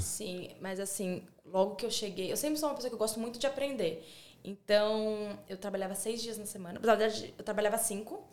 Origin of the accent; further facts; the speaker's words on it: São Paulo, Brazil; moved away as an adult; now in Australia; sou de São Paulo